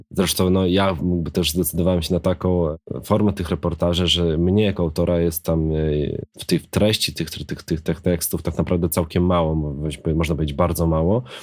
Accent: Krasnystaw, Lublin Voivodeship, Poland; moved away as an adult; now in Warsaw, Poland; Krasnystaw, który ma już teraz e, chyba 17 tysięcy, moje rodzinne miasto

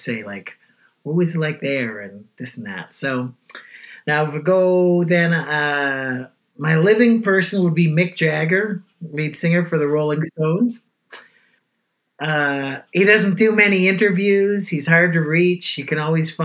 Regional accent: Toronto, Ontario, Canada; I grew up in the west end of Toronto, which is called Weston

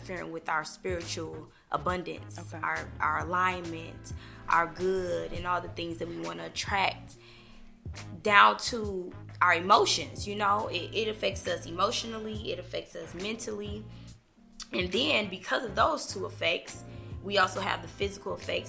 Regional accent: Tulsa, Oklahoma, United States; I grew up in Tulsa too.

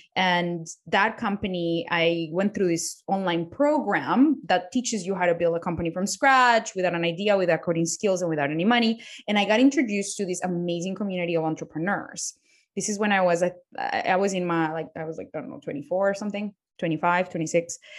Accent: Colombia; English is a second language; moved away; I was born in Colombia. I didn't even know how to speak English when I, when I was a child. I taught myself how to speak English

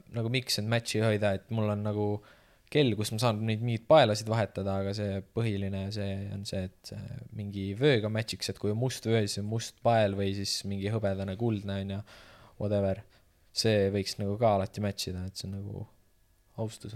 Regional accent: Estonia; ma olen eestlane

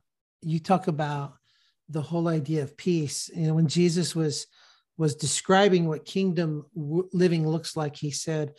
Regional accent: Sacramento, California, United States; that rhetoric has been ratcheted up in my hometown of Sacramento

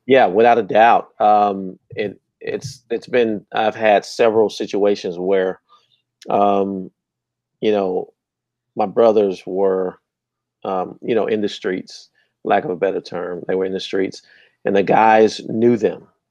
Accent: Terrell, Texas, United States; I'm from Terrell, just east of here, and it was a Terrell police officer got killed in our apartment complex

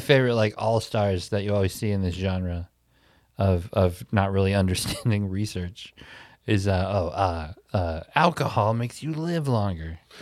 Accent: Milwaukee, Wisconsin, United States; my hometown

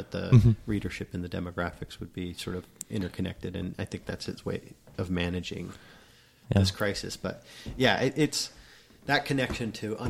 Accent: South Dakota, United States; growing up in South Dakota

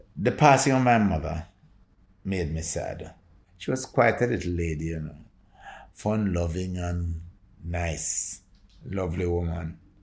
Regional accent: Jamaica; I feel very proud to be Jamaican.

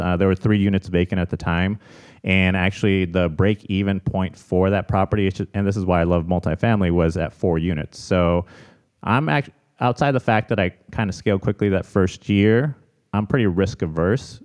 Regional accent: Chicago, Illinois, United States; moved away as an adult; also born or lived in Arizona; now in San Diego, United States; I'm born and raised in Chicago

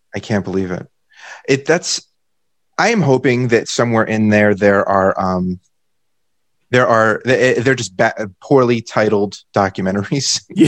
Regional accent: United States; As an American

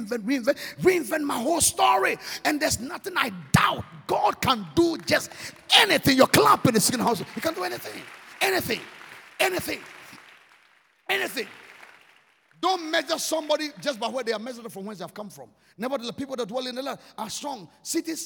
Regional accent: Ghana; I'm Ghanaian. I'm from Ghana.

